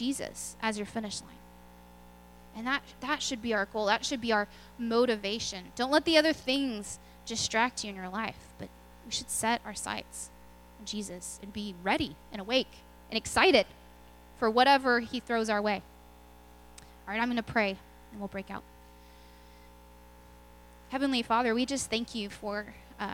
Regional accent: Lubbock, Texas, United States; now in Belton, United States; I'm from Lubbock, where there's actual winters

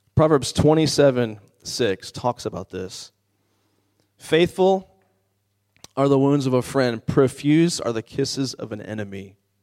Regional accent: Washington, District of Columbia, United States; I'm from the Washington, D C area

